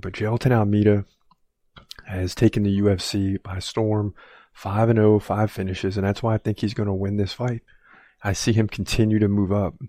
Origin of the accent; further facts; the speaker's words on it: United States; I'm American